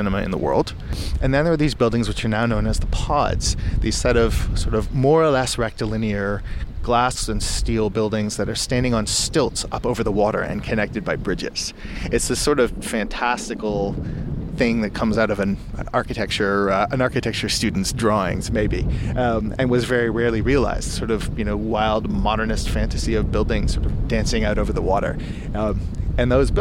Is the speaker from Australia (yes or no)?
no; Toronto, Ontario, Canada; growing up in Toronto and then in the suburbs